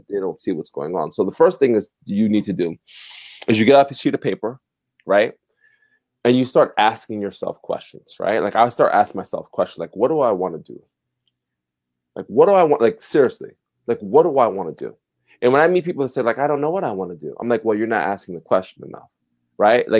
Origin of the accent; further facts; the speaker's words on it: Passaic, New Jersey, United States; I'm a kid from Passaic, New Jersey.